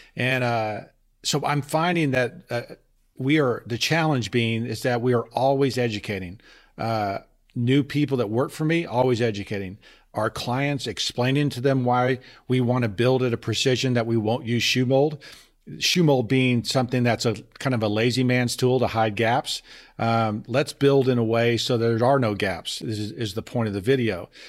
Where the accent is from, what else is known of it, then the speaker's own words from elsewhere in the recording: Texas, United States; moved away; also born or lived in Boston; I'm from Texas